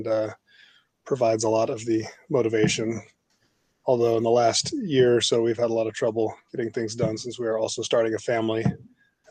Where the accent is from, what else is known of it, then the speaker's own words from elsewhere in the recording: Austin, Texas, United States; moved away as an adult; also born or lived in Los Angeles; I was an engineer working in my hometown of Austin, Texas, almost 15 years ago